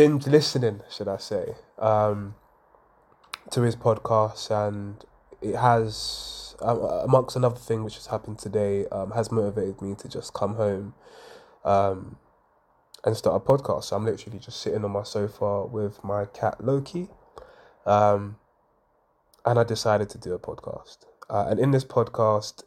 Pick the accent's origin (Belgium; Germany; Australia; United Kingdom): United Kingdom; London; I grew up, I was born in Hackney in Homerton, to a mum of three